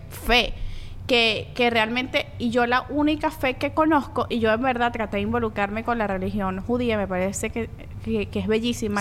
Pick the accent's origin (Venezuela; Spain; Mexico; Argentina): Venezuela; also born or lived in Colombia; yo soy colombiana venezolana